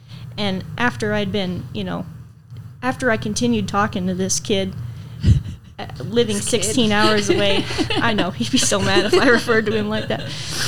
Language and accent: English; Iowa, United States; also born or lived in Kansas / Wyoming; Well, we moved around a lot, different states. I was born in Kansas, and we moved to Wyoming, and then we moved to Iowa to around my mom's family and my dad's mom a little bit.